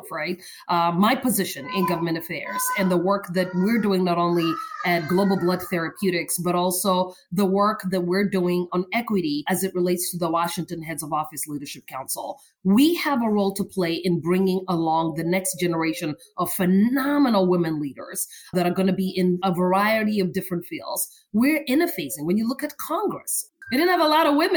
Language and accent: English; Kenya; moved away; Born and raised in Kenya